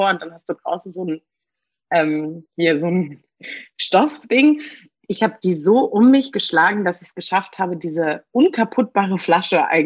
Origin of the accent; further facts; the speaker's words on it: Berlin, Germany; Gebürtige Berlinerin, hier geboren, hier aufgewachsen. Habe aber eine Mini, in Anführungsstrichen, Migrationsgeschichte.